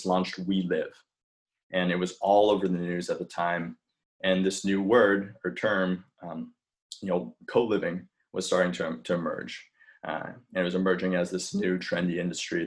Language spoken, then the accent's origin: English; New York City, New York, United States; also born or lived in China; I grew up here in New York City, but I was adopted from China when I was a baby.